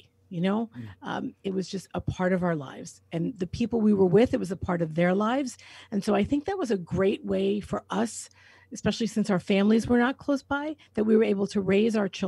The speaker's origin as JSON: {"language": "English", "town": "New York City", "region": "New York", "country": "United States", "tie": "born or raised there", "said": "I grew up in New York City in Queens"}